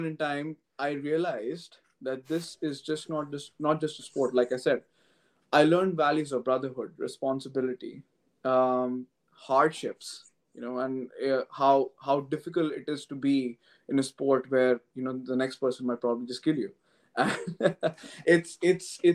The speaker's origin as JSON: {"language": "English", "town": "New Delhi", "region": "Delhi", "country": "India", "tie": "born or raised there", "moved": "as an adult", "lives_now": "London, United Kingdom", "said": "I come from India, and I was born and brought up in New Delhi, the capital city."}